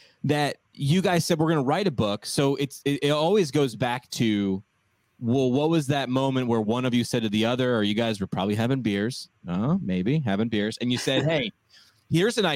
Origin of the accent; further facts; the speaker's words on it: Montgomery, New York, United States; moved away; I'm from Montgomery, town of Montgomery